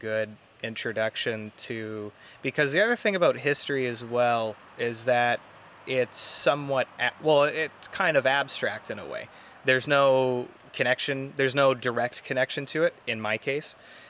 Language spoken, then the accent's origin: English; Canada; I'm a Canadian